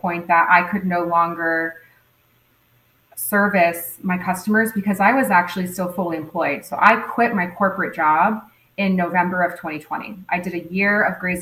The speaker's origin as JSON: {"language": "English", "town": "Fort Myers", "region": "Florida", "country": "United States", "tie": "born or raised there", "said": "I was born and raised here in Fort Myers"}